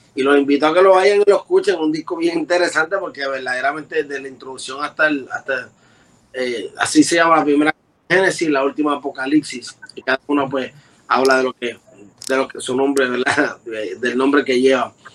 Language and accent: Spanish; Puerto Rico; Yo soy del área de Cantera